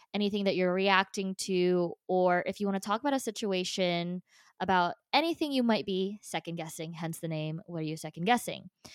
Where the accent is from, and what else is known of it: New Jersey, United States; born or raised there; also born or lived in Philippines